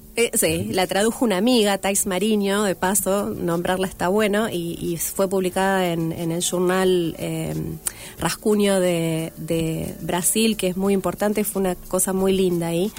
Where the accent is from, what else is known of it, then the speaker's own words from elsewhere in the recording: Rafaela, Santa Fe, Argentina; moved away as an adult; also born or lived in Córdoba; now in Rosario, Argentina; Soy de Rafaela, nací en Rafaela, viví en varios lugares